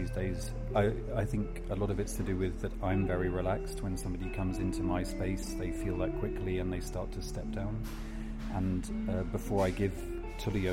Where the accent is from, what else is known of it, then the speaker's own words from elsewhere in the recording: Devon, South West England, United Kingdom; moved away as an adult; also born or lived in Geneva, Switzerland / London; now in Mallorca, Spain; I was brought up in Devon